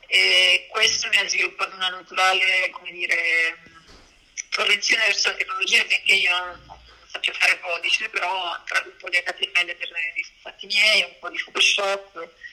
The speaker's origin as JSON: {"language": "Italian", "town": "Messina", "region": "Sicily", "country": "Italy", "also_born_or_lived": "Belgium / Paris / Canada / Geneva", "moved": "as an adult", "lives_now": "Milan, Italy", "said": "io sono di Messina"}